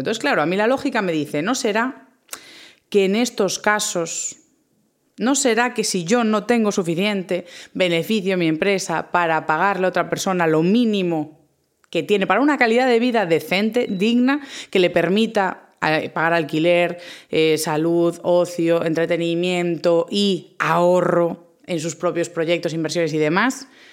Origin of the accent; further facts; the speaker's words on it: A Coruña, Galicia, Spain; yo soy del norte, soy de Galicia, a Coruña